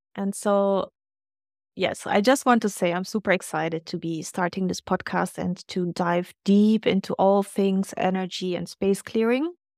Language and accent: English; Germany; moved away; growing up in Germany